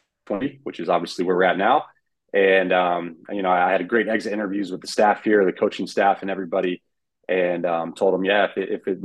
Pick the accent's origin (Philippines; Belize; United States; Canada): United States; Carmel, Indiana; moved away as an adult; now in Frankfurt, Germany; Born and raised in Carmel, Indiana, which for those of you who don't know where that's at, that's the north side of Indianapolis